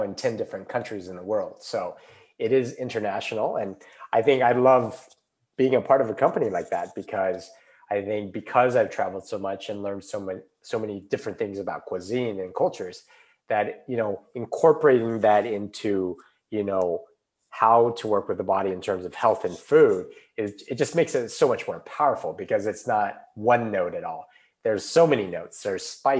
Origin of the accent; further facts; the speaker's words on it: United States; moved away as an adult; also born or lived in Beijing, China / Brazil / Hong Kong; now in Portugal; I grew up in the United States